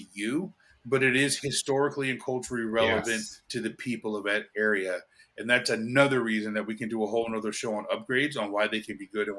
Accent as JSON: {"language": "English", "town": "Portland", "region": "Oregon", "country": "United States", "tie": "born or raised there", "moved": "yes", "lives_now": "Charlotte, United States", "said": "I grew up in Portland, Oregon."}